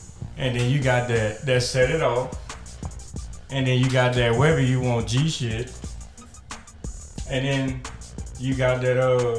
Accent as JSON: {"language": "English", "region": "the South", "country": "United States", "lives_now": "Lake Charles, United States", "said": "Because I'm from the South"}